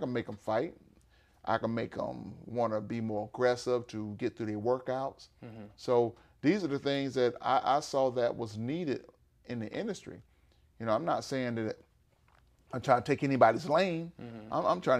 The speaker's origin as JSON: {"language": "English", "region": "Florida", "country": "United States", "also_born_or_lived": "Georgia, United States", "said": "You know, I'm from Florida, so you already know what's"}